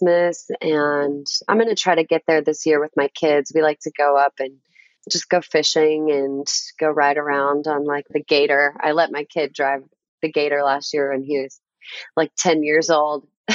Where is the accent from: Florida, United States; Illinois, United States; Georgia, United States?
Illinois, United States; Aledo; now in Nashville, United States; my hometown. Well, it's a small town called Aledo, and it's got about 3,000 some people there.